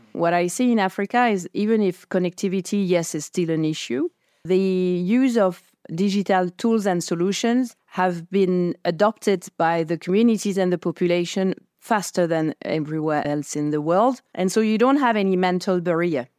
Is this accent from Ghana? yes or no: no; France; I come from France